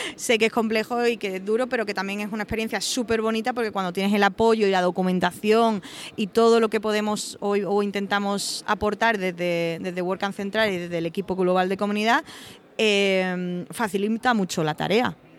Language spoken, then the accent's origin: Spanish; Osuna, Andalusia, Spain; also born or lived in Seville; soy de Osuna, un pueblecito de Sevilla, pero he vivido muchísimos años en Sevilla